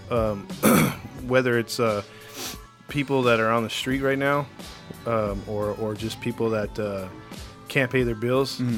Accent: Ireland; as you can tell from my voice, uh, I'm Irish.

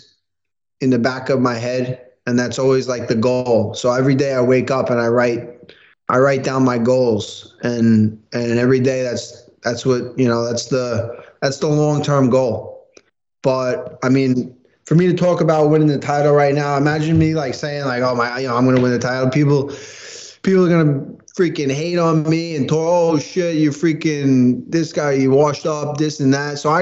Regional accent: New York, United States; especially in New York as a New Yorker

